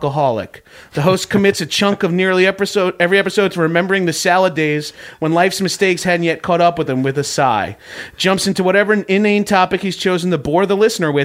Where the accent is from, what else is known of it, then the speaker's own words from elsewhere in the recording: Northeast, United States; accent: Northeastern American; I am from the Northeast, but I don't claim, like, I'm a Northeasterner